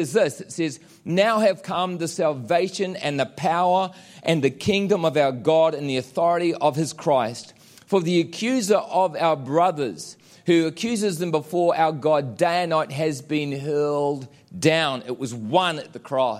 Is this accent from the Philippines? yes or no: no; New Zealand; moved away; I'm a Kiwi.